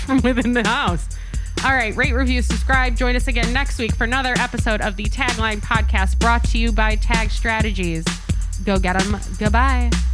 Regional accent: Rochester, New York, United States; I'm from Rochester.

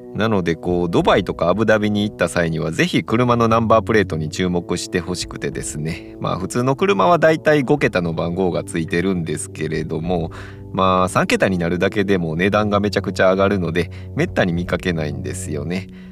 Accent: Kansai, Japan; 僕も関西人なんで

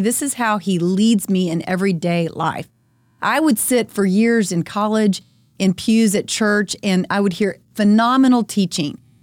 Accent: Friendswood, Texas, United States; We live in Friendswood. I'm a member of our school board because it's, um, important for me to be involved, and I love my hometown

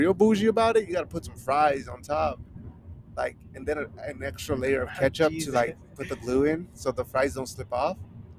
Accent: Idaho, United States; I'm from

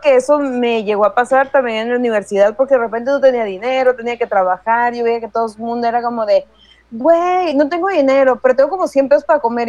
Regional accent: Mexico; a todo mundo nos gusta el frijol, al menos si somos mexicanos

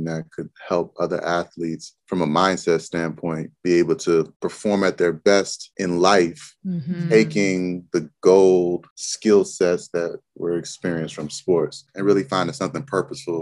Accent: Montgomery County, Maryland, United States; moved away as an adult; I grew up in Maryland, Montgomery County, Maryland

